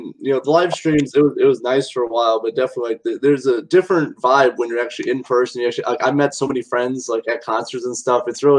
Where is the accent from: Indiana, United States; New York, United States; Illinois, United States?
Indiana, United States; Mishawaka; you guys will be in my hometown of Mishawaka on August 22nd at the Smokestack Brew.